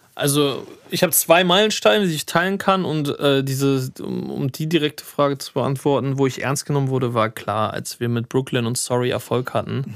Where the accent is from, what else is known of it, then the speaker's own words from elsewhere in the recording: Hanover, Lower Saxony, Germany; moved away; in Hannover, meine Heimatstadt